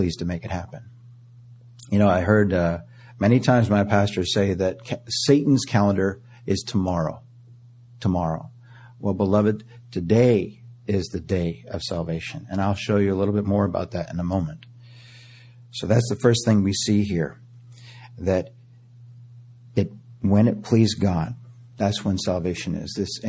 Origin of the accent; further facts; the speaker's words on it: Canada; moved away; I was born in Canada